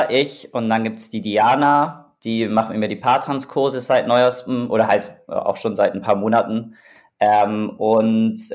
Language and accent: German; Augsburg, Bavaria, Germany; born there; moved away as an adult; tatsächlich, also ich bin in Augsburg geboren, beziehungsweise im Augsburg-Umland.